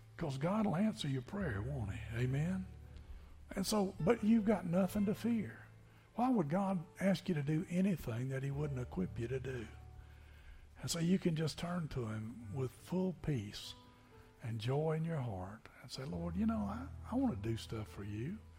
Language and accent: English; Tennessee, United States; moved away as an adult; also born or lived in Niceville, Florida; Growing up in Tennessee